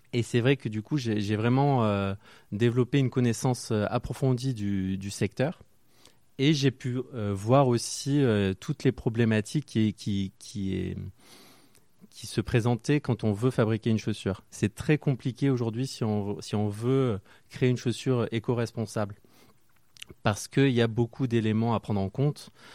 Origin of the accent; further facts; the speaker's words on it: Marseille, Provence-Alpes-Côte d'Azur, France; now in Paris, France; je suis originaire de Marseille